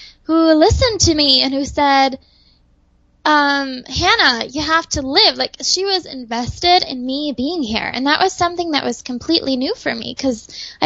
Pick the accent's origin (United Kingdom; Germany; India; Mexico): Germany; moved away; I was growing up in Germany